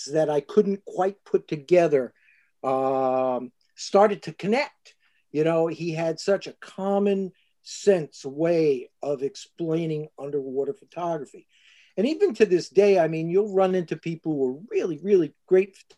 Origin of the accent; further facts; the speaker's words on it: Elizabeth, New Jersey, United States; both Mike and I came from Elizabeth, New Jersey